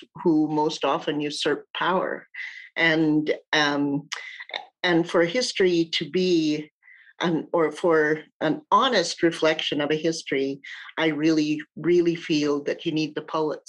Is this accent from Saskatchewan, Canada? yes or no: yes; Red Pheasant Cree Nation, Saskatchewan, Canada; I'm from the Red Pheasant Cree Nation. I'm a member there.